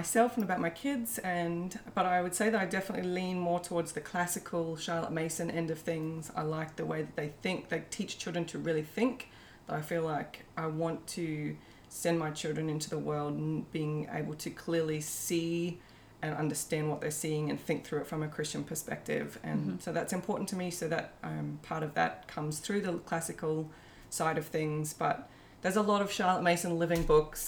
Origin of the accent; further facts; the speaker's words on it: New South Wales, Australia; now in Brisbane, Australia; I live in Brisbane, and so I'm part of some homeschooling groups in Brisbane. Though I grew up in New South Wales, so Brisbane's become a second home.